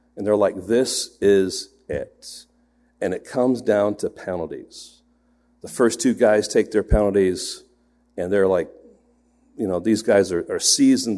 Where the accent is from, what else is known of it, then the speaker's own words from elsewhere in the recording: England, United Kingdom; moved away; I grew up in England, and so I'm an England fan